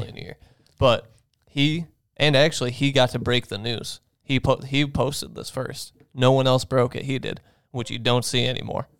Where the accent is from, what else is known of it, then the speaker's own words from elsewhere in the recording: Buffalo, New York, United States; we're from Buffalo.